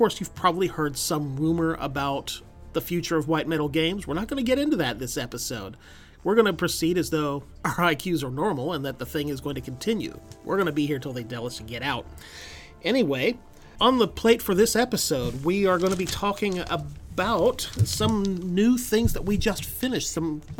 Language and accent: English; United Kingdom; being British people, I'm thinking there's they're going to bake Christmas into it in some way or other.